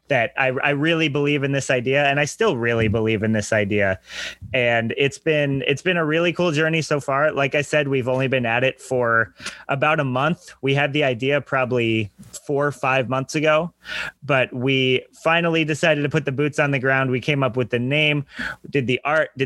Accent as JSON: {"language": "English", "town": "Danbury", "region": "Connecticut", "country": "United States", "tie": "born or raised there", "said": "I am originally from Danbury, Connecticut"}